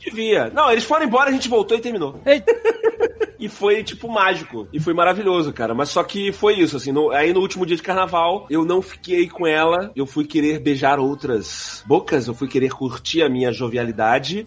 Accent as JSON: {"language": "Portuguese", "region": "Rio de Janeiro", "country": "Brazil", "said": "eu sou do Rio"}